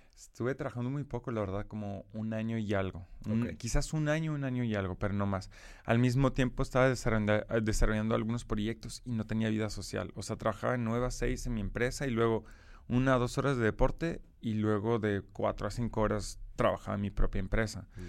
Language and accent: Spanish; Brussels, Brussels-Capital Region, Belgium; Spanish is a second language; moved away; nací en Bélgica y crecí en Bélgica de forma general